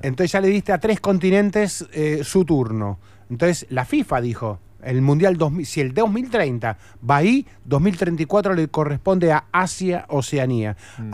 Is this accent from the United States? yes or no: no; Argentina; Somos argentinos